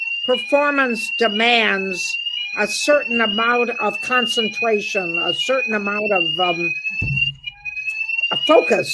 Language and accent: English; Ohio, United States; now in England, United Kingdom; The Midwest, where we're from.